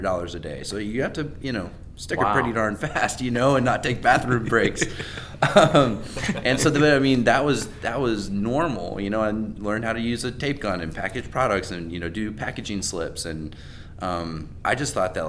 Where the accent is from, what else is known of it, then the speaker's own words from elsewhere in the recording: Raleigh, North Carolina, United States; I grew up in Raleigh, which is, you know, very entrepreneurial market